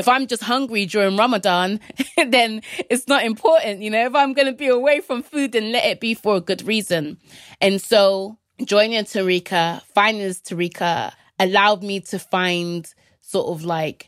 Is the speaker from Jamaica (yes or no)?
yes; Jamaica; And I was like, "Oh, I'm from Jamaica."